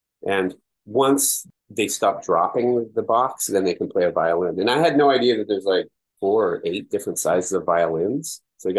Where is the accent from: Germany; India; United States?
United States; West Coast; We're both from the West Coast, and we're raising a city kid.